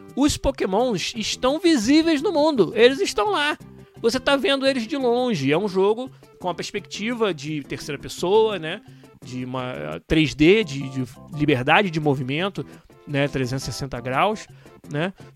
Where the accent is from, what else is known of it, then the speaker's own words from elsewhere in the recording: Rio de Janeiro, Brazil; de onde eu venho, do Rio de Janeiro